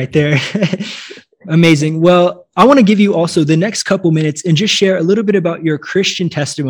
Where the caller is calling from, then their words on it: São Paulo, Brazil; calling you from São Paulo, Brazil.